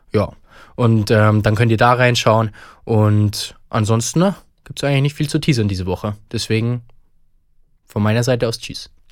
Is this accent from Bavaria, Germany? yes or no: yes; Bavaria, Germany; bei uns in Bayern